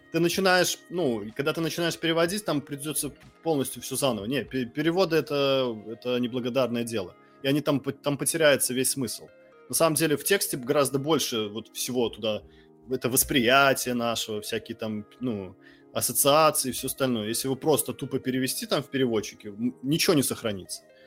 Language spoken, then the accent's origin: Russian; Mogilev Region, Belarus; first language Russian; moved away; also born or lived in Kharkiv, Ukraine; Я родился в Украине в русскоязычном городе. Я э, вырос в Беларуси в русскоязычном городе